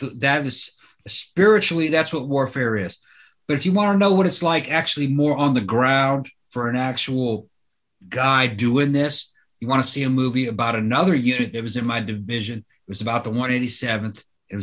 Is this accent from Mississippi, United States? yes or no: yes; Free State of Jones, Mississippi, United States; also born or lived in Brazil; I grew up in the Free State of Jones